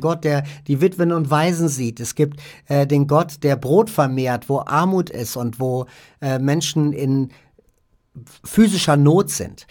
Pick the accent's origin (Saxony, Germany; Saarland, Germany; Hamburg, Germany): Hamburg, Germany; also born or lived in Vordertaunus near Frankfurt; now in Vordertaunus, Germany; Ich komme aus dem Norden, also aus Hamburg eigentlich, bin da aber weggezogen